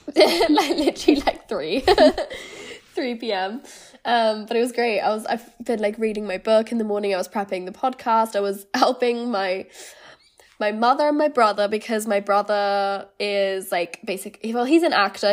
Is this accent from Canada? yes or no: no; Germany; moved away as an adult; also born or lived in Lancaster, United Kingdom; now in London, United Kingdom; I'm originally from Germany. I lived there until I was eighteen